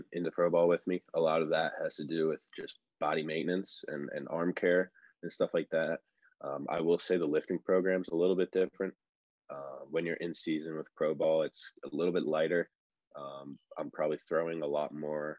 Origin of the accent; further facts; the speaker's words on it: Northeast, United States; moved away as an adult; I grew up with in the Northeast